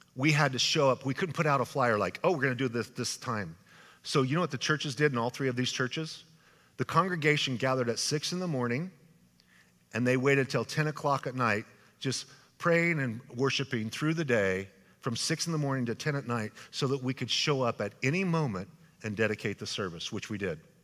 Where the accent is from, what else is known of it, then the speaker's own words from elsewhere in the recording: Idaho, United States; now in California, United States; my home state of Idaho